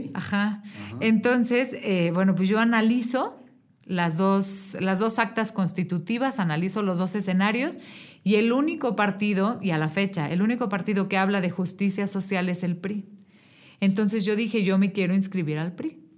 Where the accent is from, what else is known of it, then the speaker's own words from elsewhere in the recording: Querétaro, Mexico; yo soy una mujer queretana, nací aquí hace 33 años, aquí en el Hospital Margarita